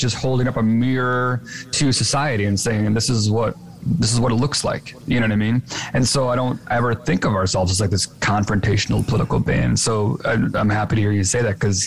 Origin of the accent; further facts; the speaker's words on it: Chicago, Illinois, United States; we're both from Chicago